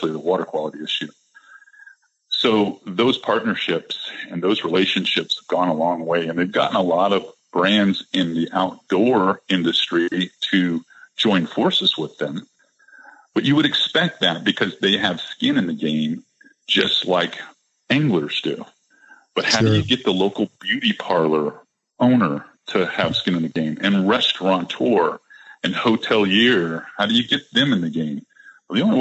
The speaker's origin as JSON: {"language": "English", "region": "Florida", "country": "United States", "tie": "born or raised there", "said": "Floridians, people, we all grew up here. We all went to grade school here."}